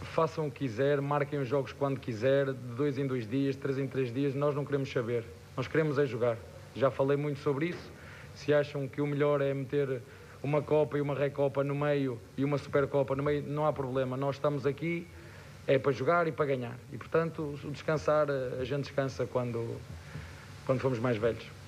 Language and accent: Portuguese; Portugal; moved away; Eu sou português e falo a mesma língua